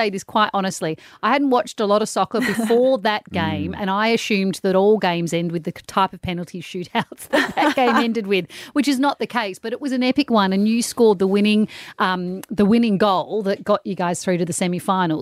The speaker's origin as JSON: {"language": "English", "country": "Australia", "said": "as an Australian"}